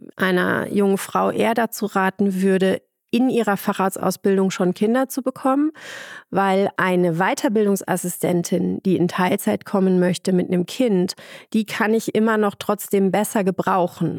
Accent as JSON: {"language": "German", "area": "Ruhr area", "region": "North Rhine-Westphalia", "country": "Germany", "moved": "yes", "lives_now": "Munich, Germany", "said": "ich komme ursprünglich aus dem, aus dem Ruhrpott"}